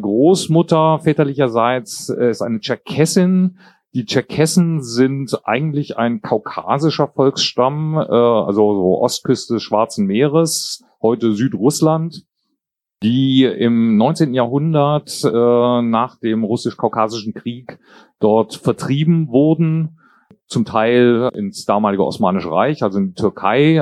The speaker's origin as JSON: {"language": "German", "town": "Kassel", "region": "Hesse", "country": "Germany", "tie": "born or raised there", "also_born_or_lived": "Jordan / Braunschweig", "said": "Also aufgewachsen bin ich in Kassel"}